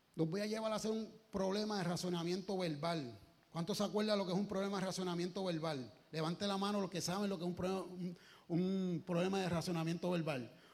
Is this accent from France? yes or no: no; Puerto Rico; como buen boricua, que somos con orgullo